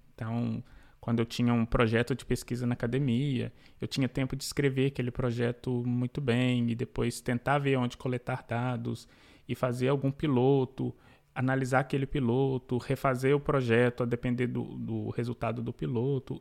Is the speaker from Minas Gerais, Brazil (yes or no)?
yes; Belo Horizonte, Minas Gerais, Brazil; now in New York, United States; Eu sou mineiro de B H, Nascida e crescida em B H